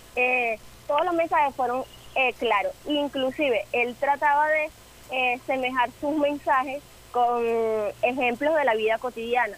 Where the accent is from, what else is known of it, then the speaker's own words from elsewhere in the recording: Venezuela; nosotros como venezolanos somos muy marianos